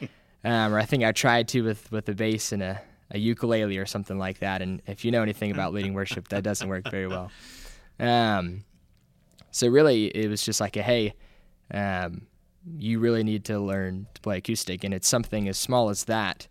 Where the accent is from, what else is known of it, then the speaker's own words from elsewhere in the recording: Auburn, United States; I'm from Auburn, was born, raised here, raised in the church